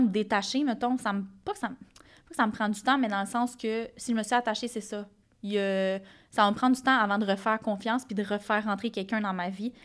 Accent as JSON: {"language": "French", "area": "Gaspésie", "region": "Quebec", "country": "Canada", "said": "je viens de la Gaspésie"}